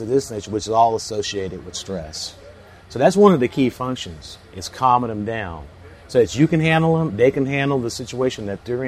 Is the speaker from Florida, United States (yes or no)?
yes; Central Florida, United States; I grew up in Central Florida on the St. John's River